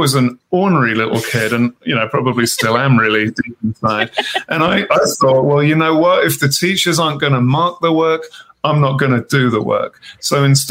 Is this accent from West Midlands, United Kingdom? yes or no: yes; Birmingham, West Midlands, United Kingdom; now in Wyoming, United States; I was born in Birmingham, England